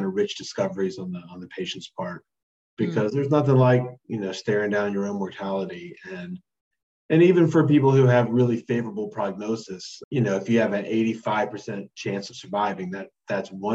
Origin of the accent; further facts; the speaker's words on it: North Carolina, United States; also born or lived in Memphis, Tennessee; I'm from North Carolina.